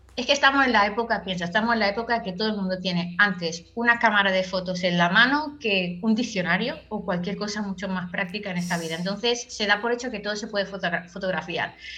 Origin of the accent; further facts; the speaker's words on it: Cambrils, Catalonia, Spain; yo soy de Tarragona, en concreto soy de cambris que es un pueblo que está un poco más retirado de Tarragona